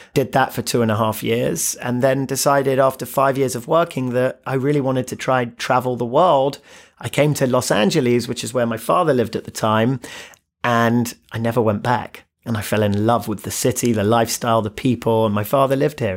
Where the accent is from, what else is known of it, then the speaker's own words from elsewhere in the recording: London, United Kingdom; moved away; born and raised in London, single mother